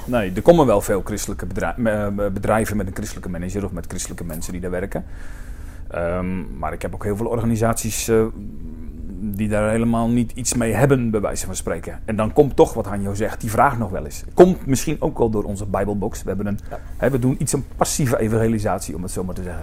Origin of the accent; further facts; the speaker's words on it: Alblasserdam, South Holland, Netherlands; ik kwam uit Alblasserdam